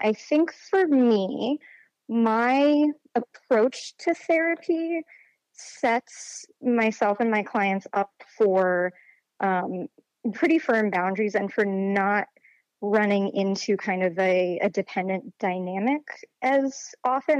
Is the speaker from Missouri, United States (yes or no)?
no; Charlottesville, Virginia, United States; I grew up in Charlottesville, Virginia